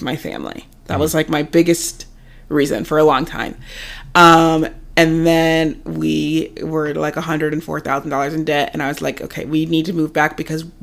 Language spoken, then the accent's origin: English; Ohio, United States; moved away as an adult; also born or lived in San Diego; we were born and raised in Ohio